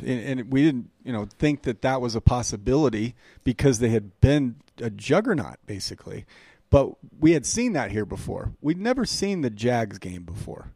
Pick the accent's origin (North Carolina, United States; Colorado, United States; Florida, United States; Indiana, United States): Colorado, United States; Denver; also born or lived in Champaign, Illinois; where I grew up on Emerson in Iowa, over by uh, South Pearl Sushi Den